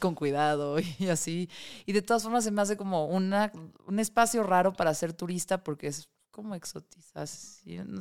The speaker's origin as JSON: {"language": "Spanish", "region": "Mexico City", "country": "Mexico", "said": "Soy de Tlalpan"}